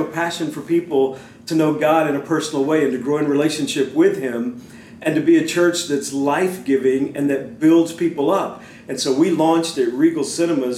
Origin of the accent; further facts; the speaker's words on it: Beaumont, Texas, United States; growing up in Beaumont. I went to Westbrook High School